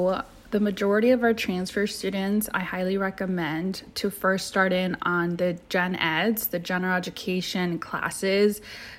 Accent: Orange County, California, United States; I started at a community college here in Fullerton. I was raised in Orange County

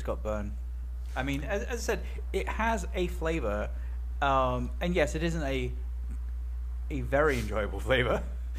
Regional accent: London, United Kingdom; accent: British; They're making fun of me and my British accent, and the way I say water.

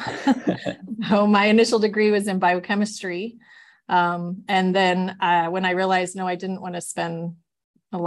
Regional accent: California, United States; moved away as an adult; now in Utah, United States; I am a transplant from California

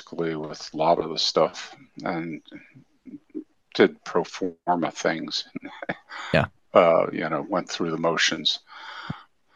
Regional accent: Philadelphia, Pennsylvania, United States; moved away as an adult; now in Southern Maryland, United States; I grew up in the Philadelphia area. I was born and raised there.

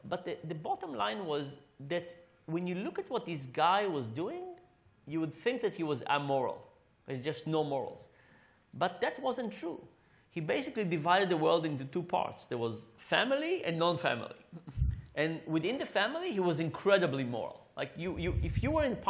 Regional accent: Israel; now in United States; I grew up in Israel

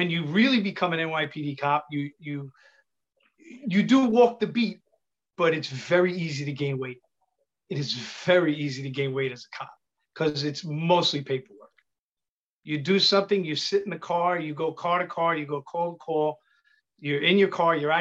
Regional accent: New York City, New York, United States; accent: Italian; I'm from Queens, but I have an Italian accent.

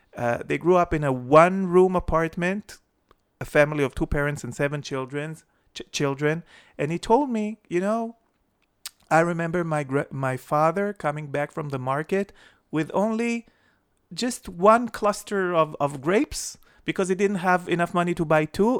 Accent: Jerusalem, Jerusalem District, Israel; When I was growing up in Jerusalem, it was before the Six Day War.

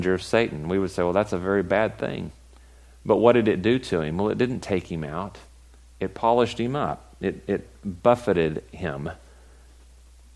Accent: West Texas, United States; I'm from West Texas

